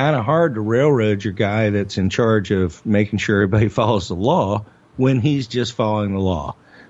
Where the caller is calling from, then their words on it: Louisville, Kentucky, United States; Well, I'm beaming in from Louisville, Kentucky, man.